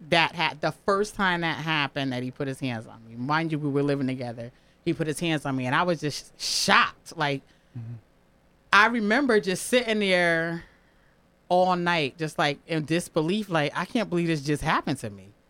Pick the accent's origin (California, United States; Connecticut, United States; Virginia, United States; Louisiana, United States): Connecticut, United States; New Haven; I'm born and raised in New Haven.